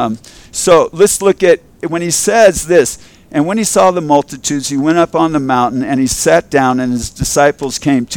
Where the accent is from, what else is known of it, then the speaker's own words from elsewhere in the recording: Culver City, California, United States; I grew up in Culver City, and in Culver City, we had a huge Jewish